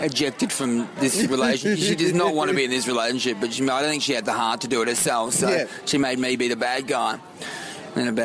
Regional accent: Australia; I get people describe me as being very Australian

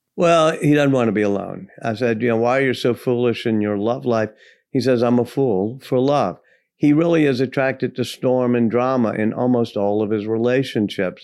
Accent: Louisiana, United States; I grew up in Louisiana

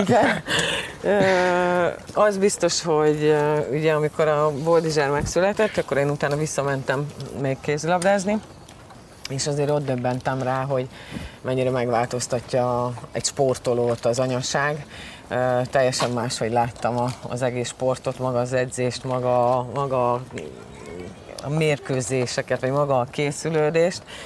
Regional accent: Győr, Győr-Moson-Sopron, Hungary; also born or lived in Veszprém; Veszprémben születtem, két éves koromban, és hát édesapám focizott, és pont akkor, amikor édesanyám ugye állapotos volt velem, akkor, akkor Győr, Veszprémben laktak, és ott születtem, de aztán utána gyorsan vissza is tértünk Győrbe

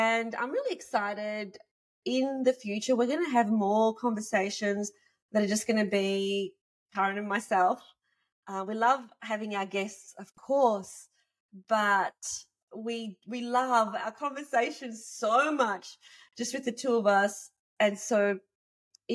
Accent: Australia; I'm from Australia

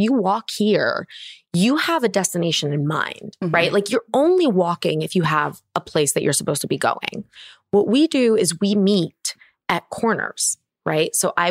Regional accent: Barcelona, Catalonia, Spain; now in Los Angeles, United States; I'm born and raised in Barcelona

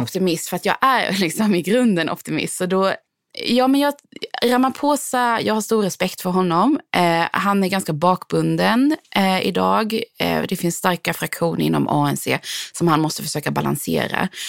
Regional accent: Sweden; moved away as an adult; now in South Africa; jag är svensk

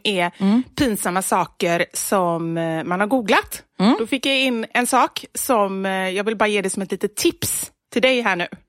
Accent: Gothenburg, Västra Götaland, Sweden; accent: Gothenburg expressions; moved away as an adult; now in Stockholm, Sweden

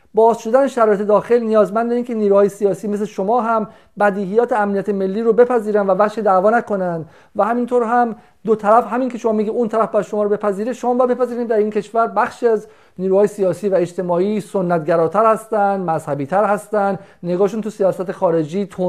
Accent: Iran; moved away; حقمه که در وطن خودم باشم

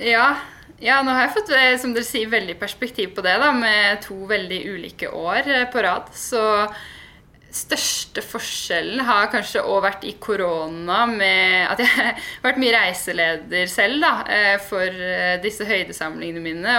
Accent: Nannestad, Akershus, Norway; sitter jeg jo faktisk hjemme på gården hos foreldrene mine, da, hvor jeg er oppvokst akkurat nå. Så jeg er fra Nannestad

